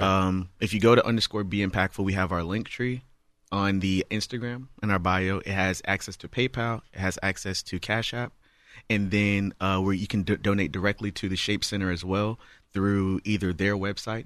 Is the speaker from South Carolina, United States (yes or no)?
yes; Charleston, South Carolina, United States; now in Houston, United States; I'm originally from Charleston, South Carolina